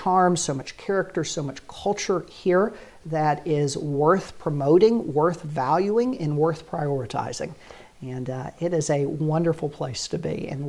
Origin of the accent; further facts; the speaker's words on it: the South, United States; accent: Southern twang; also born or lived in Nashville / Birmingham / Jackson, Mississippi / Atlanta; I'm originally from the South. I may still have a bit of that twang.